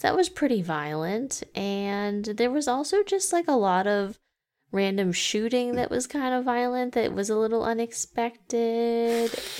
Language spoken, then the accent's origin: English; Massachusetts, United States; we grew up in Massachusetts